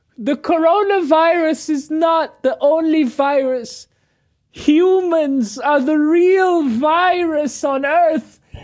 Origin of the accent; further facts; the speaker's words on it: Malaysia; first language Malay; We're Malaysian